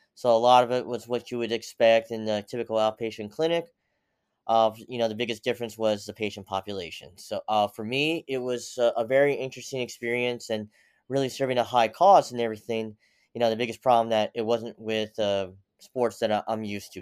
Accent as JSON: {"language": "English", "country": "United States", "tie": "born or raised there", "also_born_or_lived": "Seoul, South Korea / Pennsylvania / Tennessee / Utica, New York", "said": "came to America when I was ten months old and grew up in the mixture of Pennsylvania and Tennessee"}